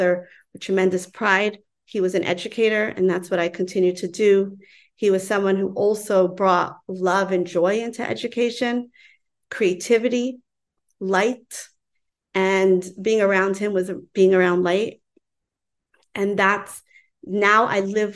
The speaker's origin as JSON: {"language": "English", "town": "New York City", "region": "New York", "country": "United States", "tie": "born or raised there", "said": "I grew up in Crown Heights"}